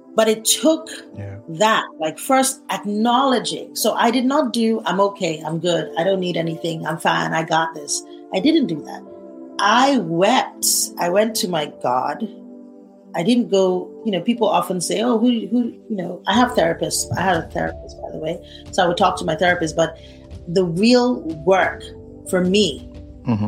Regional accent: Nigeria; I'm a Nigerian. If you, I want you to understand the kind of background I come from

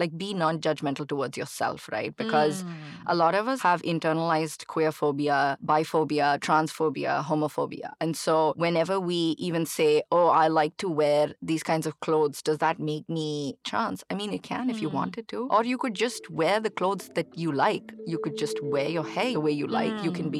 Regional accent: Chennai, Tamil Nadu, India; growing up in India, especially in Chennai, which is, of course, a conservative culture

